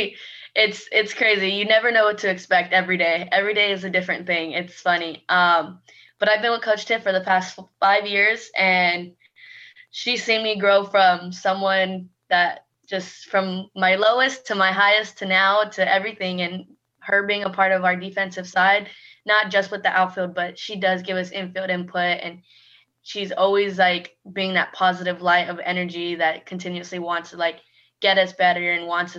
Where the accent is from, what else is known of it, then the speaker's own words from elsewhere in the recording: California, United States; moved away as an adult; I am from California, and being so far away from home